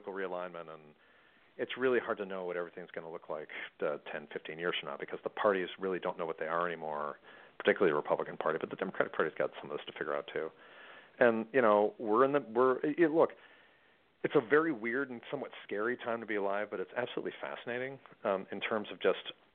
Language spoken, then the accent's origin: English; Macomb County, Michigan, United States; moved away; I grew up in Macomb County